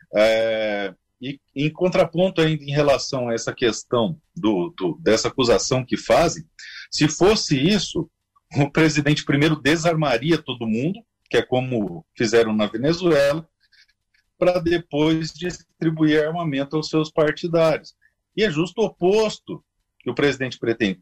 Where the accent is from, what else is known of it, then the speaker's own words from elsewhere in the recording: interior of Mato Grosso do Sul, Brazil; eu sou do Mato Grosso, do interior do Mato Grosso do Sul